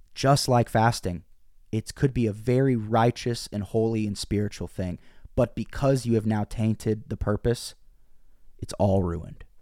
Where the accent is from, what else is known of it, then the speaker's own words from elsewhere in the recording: Bolivar, Missouri, United States; moved away; also born or lived in Springfield, Missouri; I grew up in Bolivar, Missouri, small town